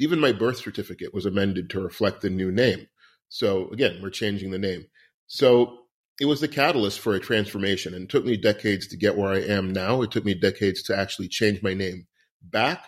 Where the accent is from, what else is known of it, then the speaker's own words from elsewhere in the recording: New York City, New York, United States; I was born on Christopher Street in New York City in the seventies